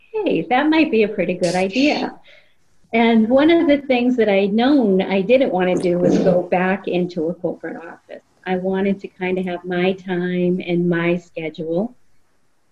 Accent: Boston, Massachusetts, United States; moved away as an adult; now in Florida, United States; I was from Boston. I was living in Boston at the time, born and raised, and spent my whole life there.

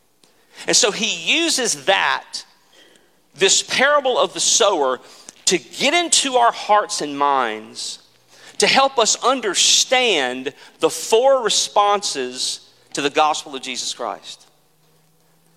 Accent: Mississippi Delta, United States; I grew up in the Mississippi Delta, and our house literally was on the edge of a cotton field.

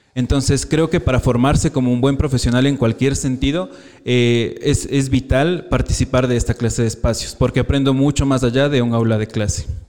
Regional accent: Quito, Pichincha, Ecuador; soy de aquí de Quito

